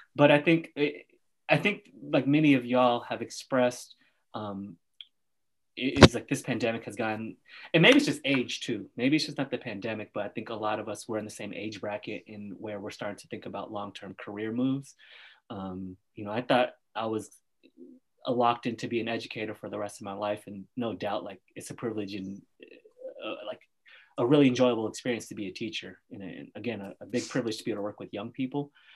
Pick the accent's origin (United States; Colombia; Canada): United States; Oakland, California; Andrew and I grew up in Oakland